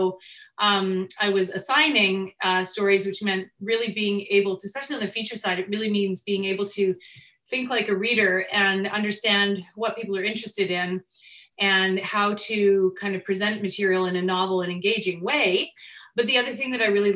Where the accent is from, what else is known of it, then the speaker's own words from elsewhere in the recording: Vancouver, British Columbia, Canada; moved away as an adult; now in Los Angeles, United States; living across the street in Vancouver, Canada, from an indie filmmaker named Sandy Wilson. And this was back when I was a child. I think we lived there when I was 8 or 9 years old